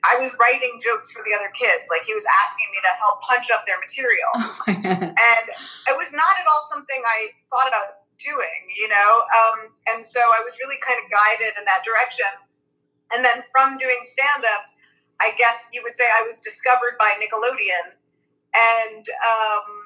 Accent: New York City, New York, United States; I'm from Brooklyn

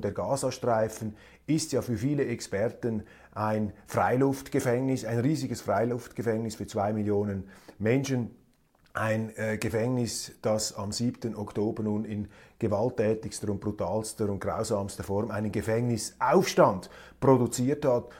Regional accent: Switzerland; als Schweizer

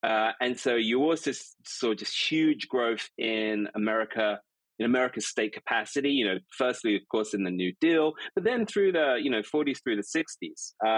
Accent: Stanford, California, United States; born there; Yeah, I mean, I lived in the States between 2000 and 2013. I was born in Stanford University Hospital.

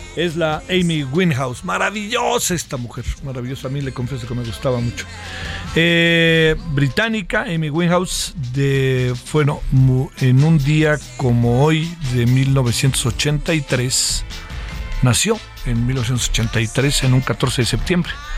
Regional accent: Mexico

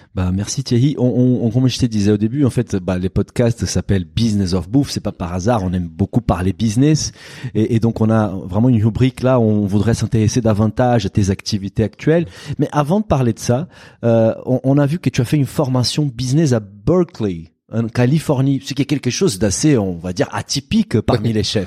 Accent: Brazil; French is a second language; moved away as an adult; now in France; je suis brésilien, je suis arrivé en France plus ou moins à cette époque-là

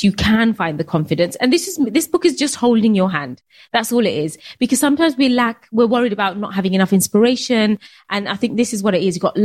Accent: United Kingdom; being Bangladeshi, being British

